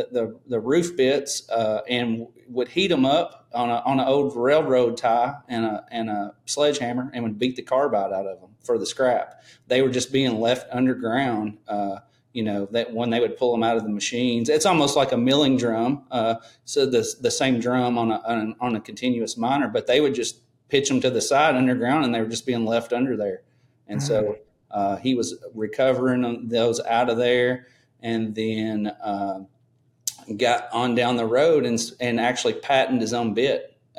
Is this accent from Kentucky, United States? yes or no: yes; Madisonville, Kentucky, United States; So I'm a little town called Madisonville, Kentucky, Western Kentucky. It's kind of still the coal industry is still thriving here. I have a couple underground coal mines within 5 miles of my house.